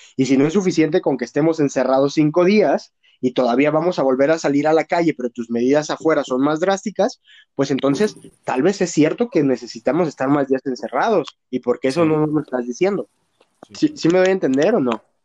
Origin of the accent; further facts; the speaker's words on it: Jalisco, Mexico; Qué bueno que vivo en Jalisco, qué bueno que soy de Jalisco